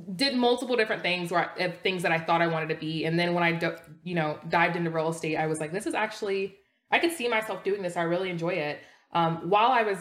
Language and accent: English; United States; I was born here in the States